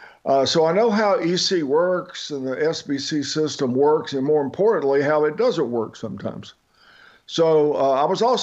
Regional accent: Deep South, United States; also born or lived in Middle East / Africa / South America; I grew up in the Deep South. Appreciate Southern culture. I went to college in the Mid-South. I attended seminary in the Southwest. I worked in the Pioneer West, and then with the IMB, I spent 18 years living in the Middle East, in Africa, and in South America.

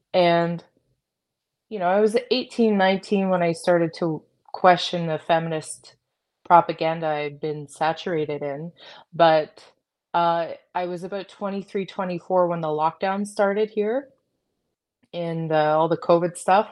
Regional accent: Canada; I'm proud to be Canadian

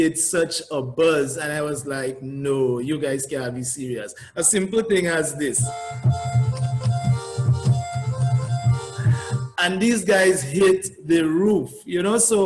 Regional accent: Dominica; accent: Dominican; I had that Dominican accent

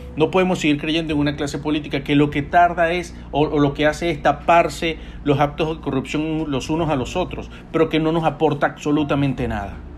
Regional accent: Venezuela; now in United States; yo como venezolano

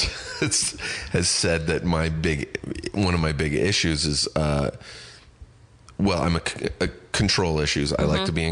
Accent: Riverside, California, United States; my hometown of Riverside

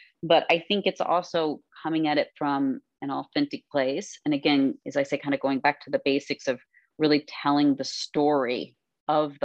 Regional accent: Kentucky, United States; also born or lived in Florida; now in New York, United States; we were little girls growing up in Kentucky

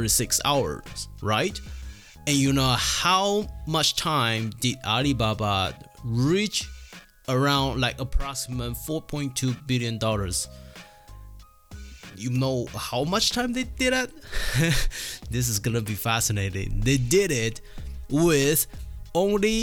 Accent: Taiwan; moved away; I come from Taiwan

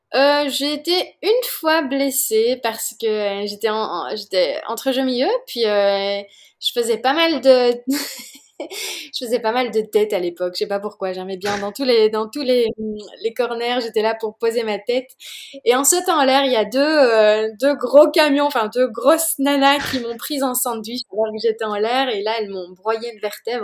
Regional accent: Belgium; also born or lived in Oregon, United States; je viens de Belgique

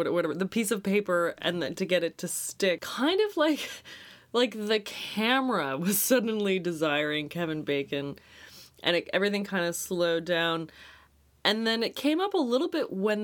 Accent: Canada; as a Canadian

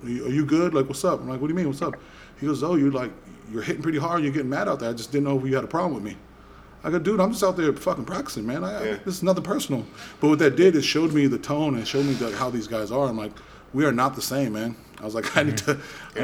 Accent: Boston, Massachusetts, United States; I grew up in Boston

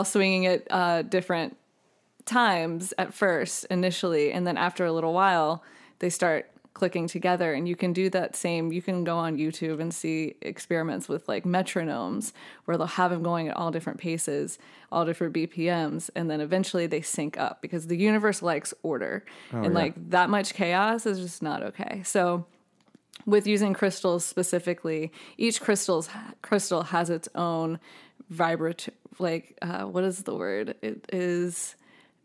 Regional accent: Virginia Beach, Virginia, United States; moved away as an adult; now in Nashville, United States; I grew up in Virginia Beach

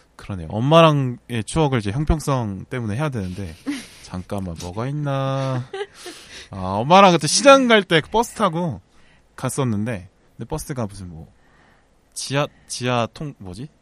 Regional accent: Busan, South Korea; born or raised there; now in Seoul, South Korea

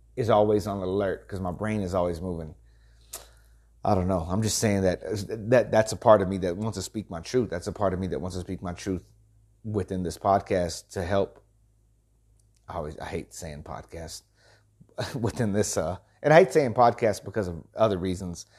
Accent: El Campo, Texas, United States; moved away as an adult; also born or lived in Houston, Texas / Danevang, Texas; I'm a country boy, man. I was born, I was born in Houston, lived in El Campo, lived in Danavang, and set out to the big city

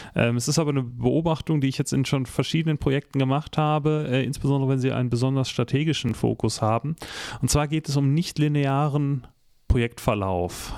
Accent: Northern Germany, Germany; ich komme aus Norddeutschland

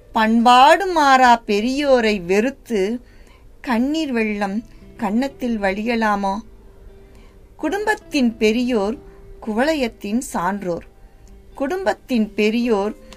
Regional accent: Pattiyaranpatti village, foot of Thandikudi hills, Tamil Nadu, India; moved away as an adult; also born or lived in Virudhunagar / Palani / Madurai; now in Coimbatore, India; நான் பிறந்து வளர்ந்தது எல்லாமே வந்து விருதுநகர் மா விருதுநகரில் தான் நான் என்னோடய பிறப்புன்னு சொல்லி எங்கள் அப்பாவோட அப்பா எல்லாம் ஆனால் என்னோட வளர்ப்புங்கிறது பட்டின்னு ஒரு சிறு கிராமம் தான்

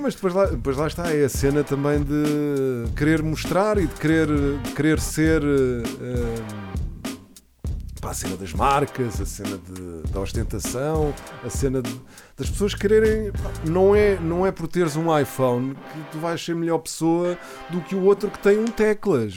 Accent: Portugal; Eu nasci, nasci cá, mas sou espanhol.

